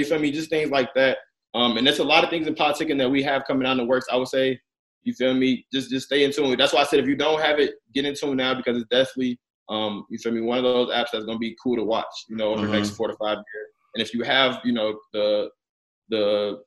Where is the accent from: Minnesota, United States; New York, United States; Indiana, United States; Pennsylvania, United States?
Indiana, United States; Gary; I'm from Gary, Indiana, born and raised